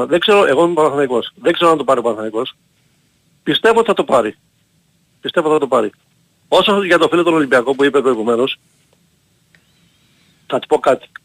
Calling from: Heraklion, Crete, Greece; από Ηράκλειο. Δεν βγαίνω πολύ συχνά.

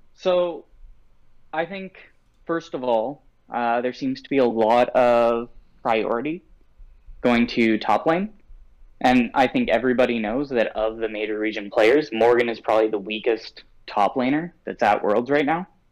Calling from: Ontario, Canada; calling from uh, Ontario, Canada

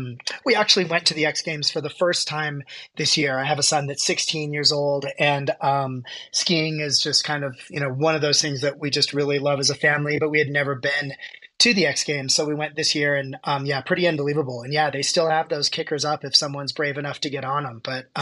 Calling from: Aspen, Colorado, United States; So right now I am in Aspen, Colorado. I practice in Denver

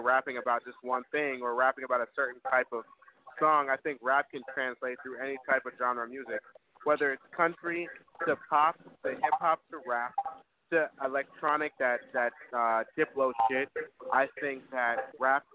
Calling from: New York City, New York, United States; we're calling from New York, New York. Harlem Heights

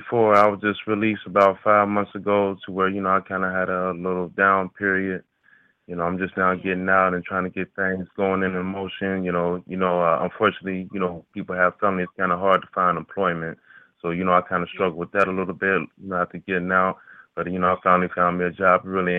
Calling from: Cincinnati, Ohio, United States; I'm calling from Cincinnati.

